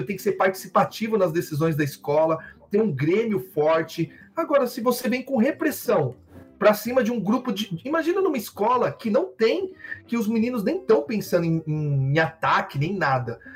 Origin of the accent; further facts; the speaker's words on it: São Paulo, Brazil; eu sou de lá, né? Eu sou, na, eu sou cria de São Mateus